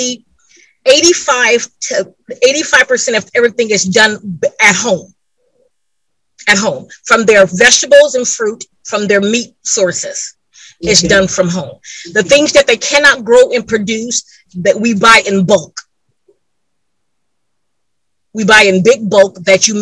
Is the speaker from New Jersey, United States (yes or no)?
no; California, United States; moved away; I'm from California